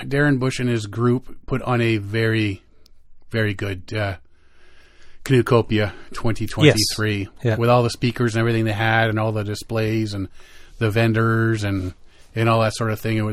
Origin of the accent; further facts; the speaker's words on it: Canada; we're Canadian, because we don't call it a grill